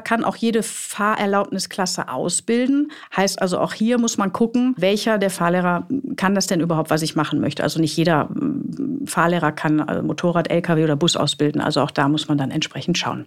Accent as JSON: {"language": "German", "area": "Ruhr area", "region": "North Rhine-Westphalia", "country": "Germany", "moved": "yes", "said": "Ich komme ja aus dem Ruhrgebiet ursprünglich, ihr wisst das, deshalb auch die Ausdrucksweise"}